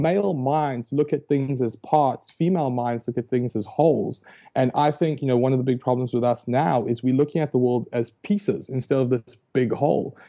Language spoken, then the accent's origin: English; South Africa; moved away; I was born and raised in South Africa, hence the, the funny accent